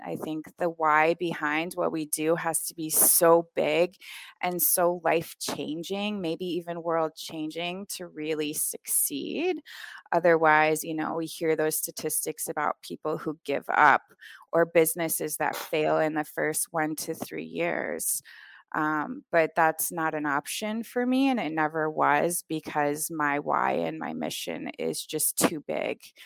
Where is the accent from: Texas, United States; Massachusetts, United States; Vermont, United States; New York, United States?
Vermont, United States; moved away as an adult; also born or lived in Anguilla / Rwanda; I grew up in Vermont, in a tiny town with about twelve hundred people in the whole town